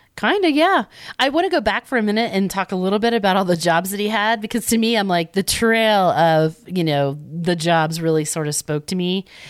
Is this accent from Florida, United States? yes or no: yes; Winter Haven, Florida, United States; Winter Haven, Florida, my hometown